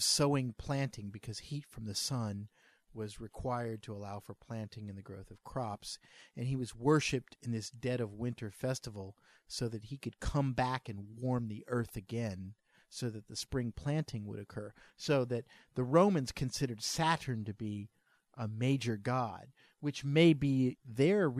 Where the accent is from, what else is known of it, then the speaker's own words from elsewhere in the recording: New Orleans, Louisiana, United States; we're from New Orleans